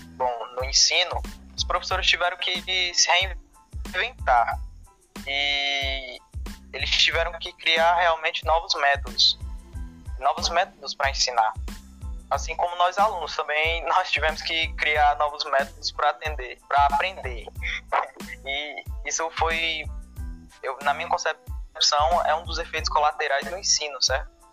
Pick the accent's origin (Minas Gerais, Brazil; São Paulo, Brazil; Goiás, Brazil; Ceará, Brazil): Ceará, Brazil; Fortaleza; nasci em Fortaleza e Estudo na Escola Profissionalizante José Ivanilton Nocrata